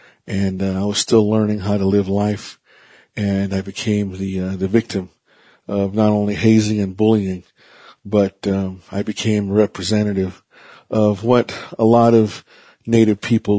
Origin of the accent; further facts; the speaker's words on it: Vanderwagen, New Mexico, United States; I am Navajo Diné from the Navajo Reservation in Vandewagon, New Mexico.